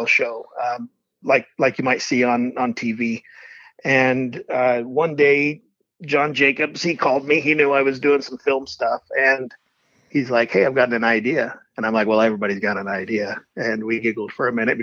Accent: Kanab, Utah, United States; I was born and raised in Kanab, Utah, not too far from St. George

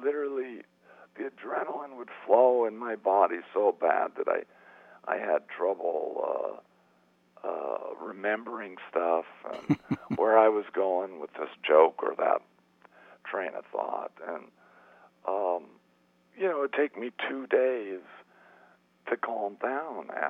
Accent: Phoenix, Arizona, United States; moved away as an adult; I come from Phoenix, Arizona, and when I grew up, it was like a 10-horse town

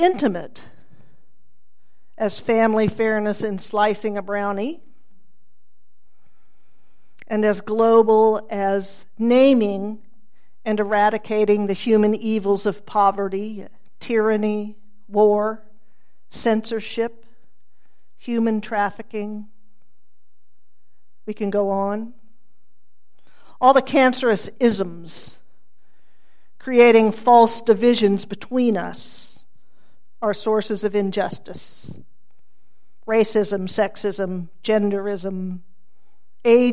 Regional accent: Tulsa, Oklahoma, United States; I was raised here in Tulsa by a family not actively attuned to the breadth of injustice in the world.

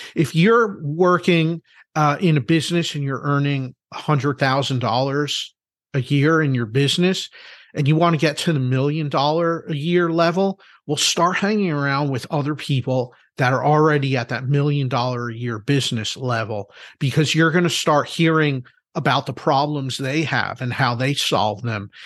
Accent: Philadelphia, Pennsylvania, United States; I'm from Philadelphia

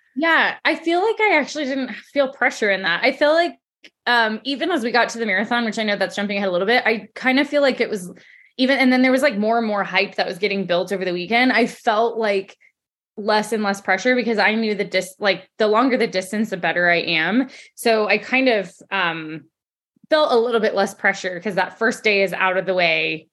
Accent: Colorado, United States; I'm from Colorado, born and raised

